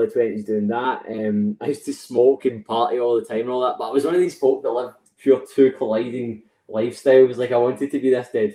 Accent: West Coast of Scotland, United Kingdom; I'm from West Coast of Scotland

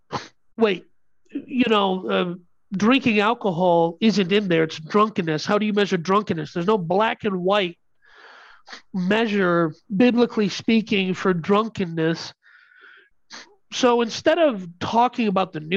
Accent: India; I'm Indian.

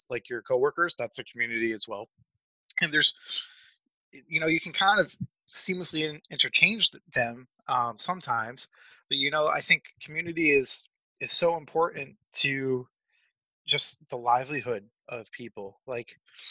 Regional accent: Massachusetts, United States; now in Springfield, United States; I am originally from Massachusetts, but now reside in Springfield, Missouri.

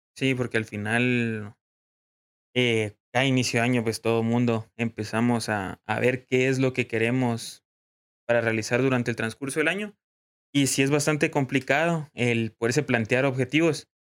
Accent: Guatemala; como guatemaltecos

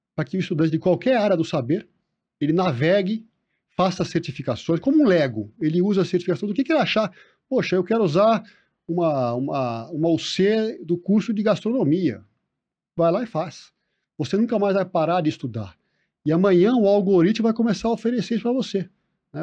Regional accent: Brazil; somos todos brasileiros

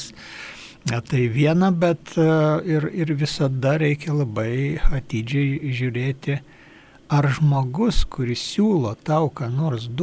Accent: Lithuania

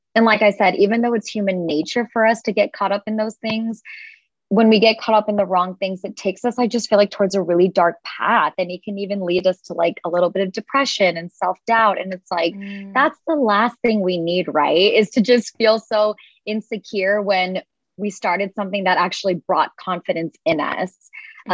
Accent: United States; I'm like firstborn generation here in the United States

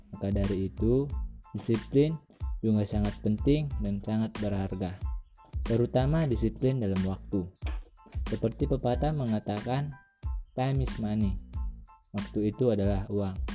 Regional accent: Simangumban, North Sumatra, Indonesia; Saya berusia 17 tahun dan saya berasal dari Simangumban.

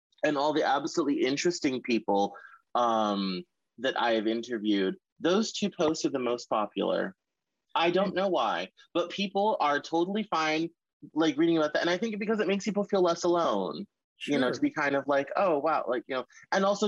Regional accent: the South, United States; I'm from the South

